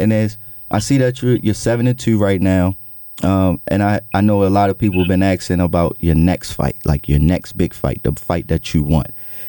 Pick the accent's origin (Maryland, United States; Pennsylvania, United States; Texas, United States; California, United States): Maryland, United States; Baltimore; your fellow Baltimorean.